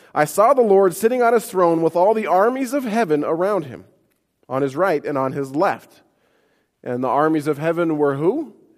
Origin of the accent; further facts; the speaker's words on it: Montana, United States; moved away; I grew up in Montana